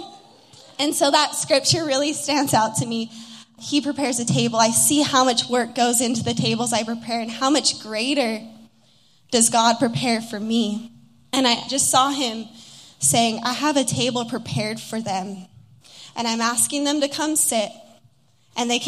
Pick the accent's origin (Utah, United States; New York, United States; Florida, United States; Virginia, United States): Utah, United States; moved away as an adult; also born or lived in Los Angeles, California; I'm from Utah originally and was in LA for 4 years